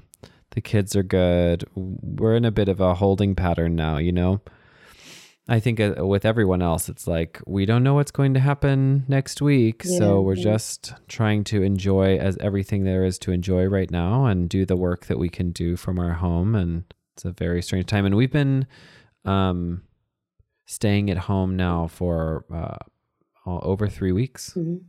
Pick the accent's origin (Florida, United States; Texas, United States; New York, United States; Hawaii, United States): Texas, United States; in Texas, we had Huskies growing up.